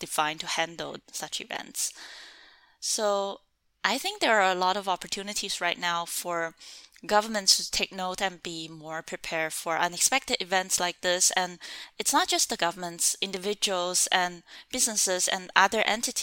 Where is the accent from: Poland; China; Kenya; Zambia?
China; moved away as an adult; also born or lived in Hong Kong / San Diego, United States; growing up in China